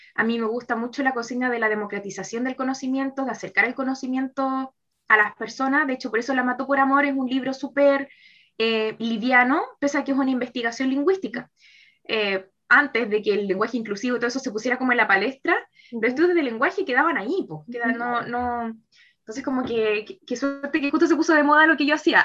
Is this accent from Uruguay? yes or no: no; Santiago, Santiago Metropolitan Region, Chile; also born or lived in Viña del Mar / Valparaíso; soy eh, de Santiago, pero ahora estaba trabajando en Viña del Mar.